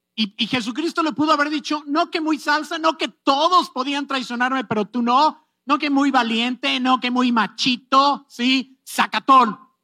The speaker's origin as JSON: {"language": "Spanish", "country": "Mexico", "said": "Estoy siendo muy mexicano"}